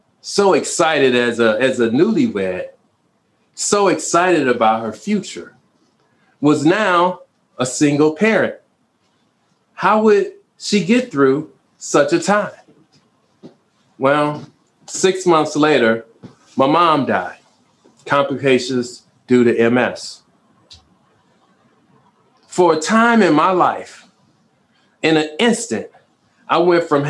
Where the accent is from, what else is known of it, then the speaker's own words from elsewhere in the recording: Chicago, Illinois, United States; I grew up in the city of Chicago. I was born on the South Side.